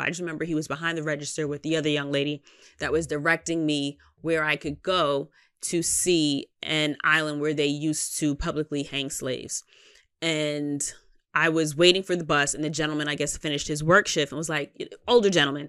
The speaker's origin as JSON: {"language": "English", "region": "New York", "country": "United States", "said": "I'm from New York"}